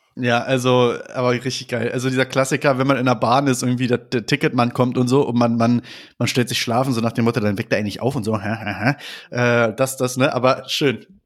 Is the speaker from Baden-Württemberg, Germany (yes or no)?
no; Berlin, Germany; ich komme aus Berlin